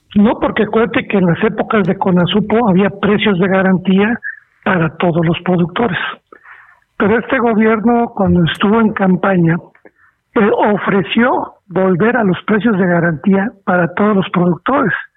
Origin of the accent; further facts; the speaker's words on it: Mexico; ya que todos somos mexicanos